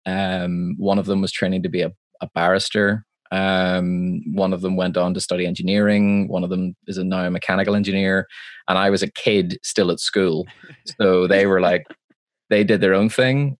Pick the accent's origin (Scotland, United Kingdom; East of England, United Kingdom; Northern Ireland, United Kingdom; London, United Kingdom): Northern Ireland, United Kingdom; Belfast; I'm from Belfast, Northern Ireland, uh, which is a part of the United Kingdom